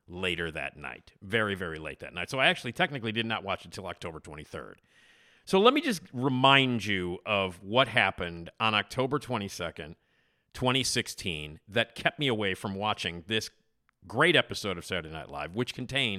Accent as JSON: {"language": "English", "town": "Chicago", "region": "Illinois", "country": "United States", "tie": "born or raised there", "said": "I am a lifelong Chicagoan. I grew up on Addison Street, the same street that Wrigley Field is located on"}